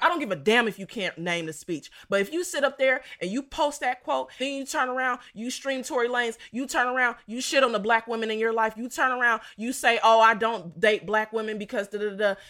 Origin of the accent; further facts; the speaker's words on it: Dayton, Ohio, United States; I'm from Dayton, Ohio